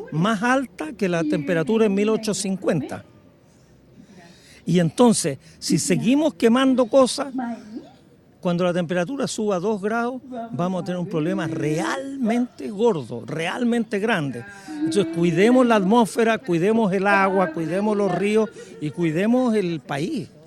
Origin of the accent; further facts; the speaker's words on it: Parral, Maule, Chile; Yo crecí en Parral y teníamos una radio chiquitita que uno escuchaba.